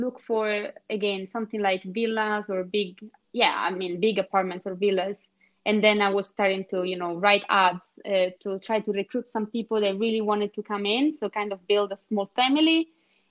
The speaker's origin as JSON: {"language": "English", "region": "Scotland", "country": "United Kingdom", "second_language": "English", "moved": "as an adult", "lives_now": "Sweden", "said": "But that idea was already in me when I moved out from Scotland and and just before coming to Sweden, I started to look exactly for that."}